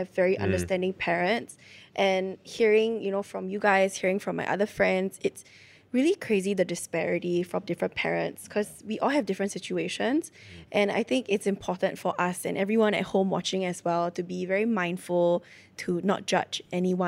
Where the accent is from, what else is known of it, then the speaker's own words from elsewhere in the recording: West Region, Singapore; I grew up in the West